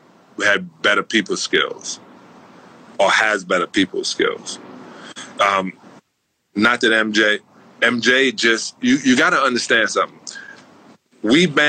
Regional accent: New York City, New York, United States; I was a Celtic fan growing up in Brooklyn.

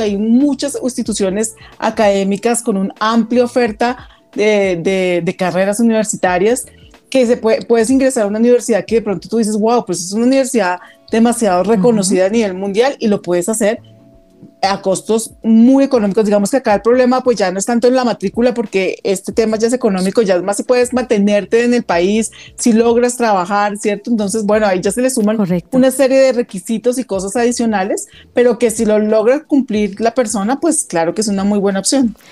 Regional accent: Bogotá, Colombia; also born or lived in Girardot; yo nací acá en Bogotá, hice casi mi primaria acá en Bogotá. Me fui a vivir a Girardot, pues con mi familia. Eh, y cuando ya llegó la época de la universidad, me regresé nuevamente a Bogotá

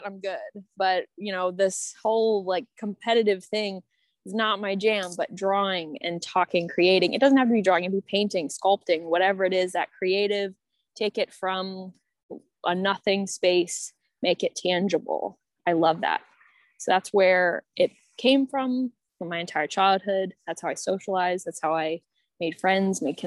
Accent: Maryland, United States; now in Washington, United States; I'm from Maryland

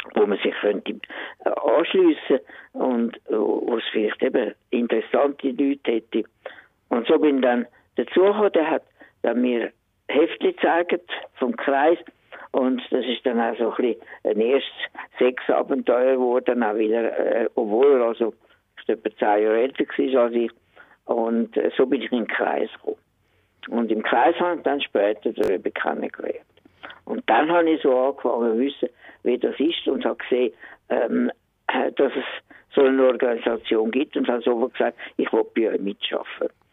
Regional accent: Höngg, Zurich, Switzerland; über das Limmertal hin, Wir sind in Höhen aufgewachsen

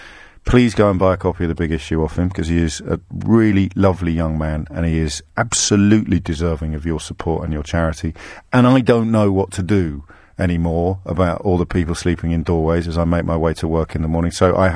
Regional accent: Derby, East Midlands, United Kingdom; I was born in Derby, Steve.

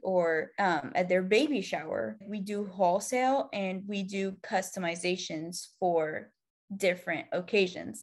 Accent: Egypt; moved away as an adult; I'm originally from Egypt. I moved here, like, six years ago.

